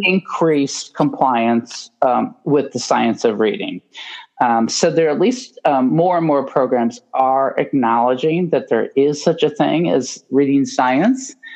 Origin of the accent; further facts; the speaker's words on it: Indiana, United States; moved away as an adult; now in Baltimore, United States; I grew up in Indiana.